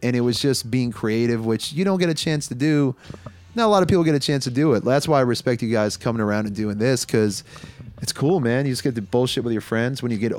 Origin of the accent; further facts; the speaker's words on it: Pakistan; No offense to Pakistanis. I am Pakistani, so maybe a little offense.